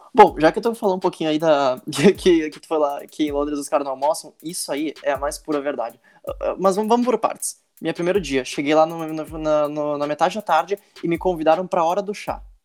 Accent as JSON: {"language": "Portuguese", "country": "Brazil", "said": "Eu sou do Brasil"}